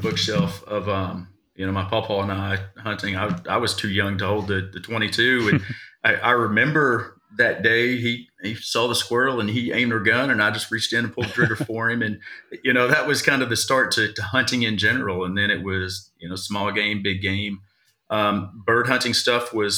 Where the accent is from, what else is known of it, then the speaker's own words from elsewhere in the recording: Virginia, United States; now in Trafalgar, Indiana, United States; I'm originally from Virginia